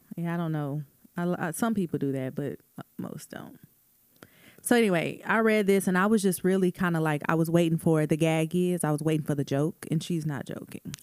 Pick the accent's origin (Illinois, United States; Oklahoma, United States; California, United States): Oklahoma, United States; Tulsa; Even in Tulsa, like, I, I do remember celebrating Juneteenth as a kid